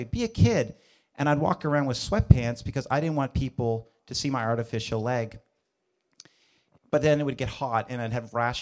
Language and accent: English; North Sydney, Nova Scotia, Canada; also born or lived in Moncton, New Brunswick; So for the first 6 years of our life, we were traveling around. We moved around from New Brunswick to Nova Scotia, finally settling for the early elementary years in North Sydney, Nova Scotia